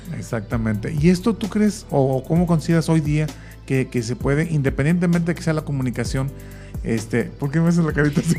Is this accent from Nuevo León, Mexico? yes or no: yes; Monterrey, Nuevo León, Mexico; moved away; yo no soy de aquí, pero yo vengo un poquito más cerquita, yo soy de Monterrey